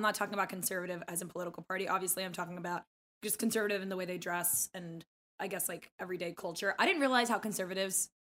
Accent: United States; Yes, because we're obviously American, but also they would be very, their eye contact.

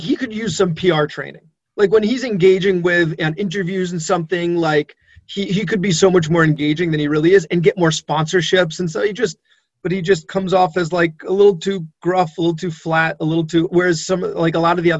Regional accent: New York, United States; I'm a New Yorker

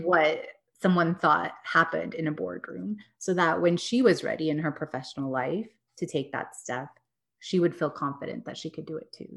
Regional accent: Texas, United States; also born or lived in New York; I grew up in Texas, did the New York thing for a few years, came back, and yeah, I live here in Dallas

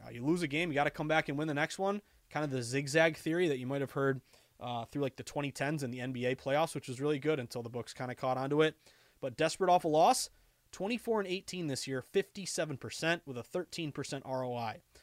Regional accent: the Berkshires, Western Massachusetts, United States; I grew up in Western Mass and the Berkshires

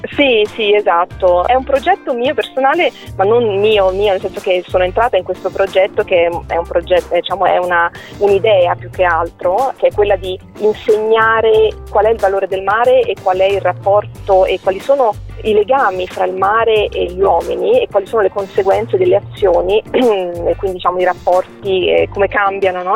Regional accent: Milan, Lombardy, Italy; also born or lived in Rome; now in Venice, Italy; io sono nata a Milano

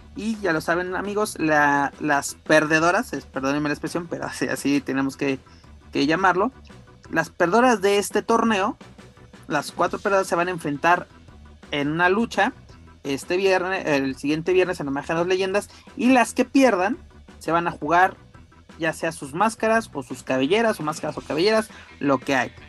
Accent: Querétaro, Mexico; soy un cavernícola queretano

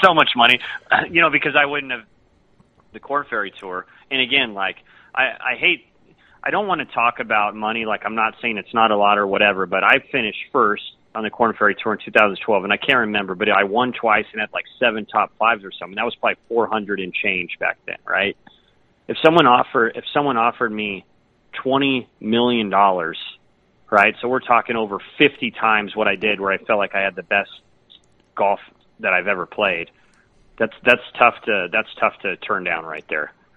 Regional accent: San Diego, California, United States; I'm from San Diego

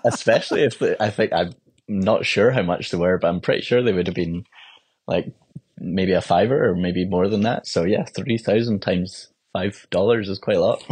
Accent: Edinburgh, Scotland, United Kingdom; I was from Edinburgh

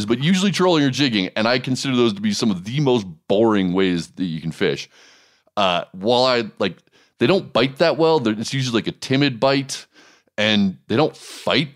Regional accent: Montana, United States; my home state of Montana

